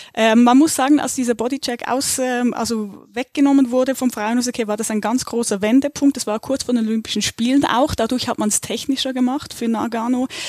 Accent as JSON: {"language": "German", "country": "Switzerland", "moved": "yes", "lives_now": "Germany", "said": "komme ich aus der Schweiz"}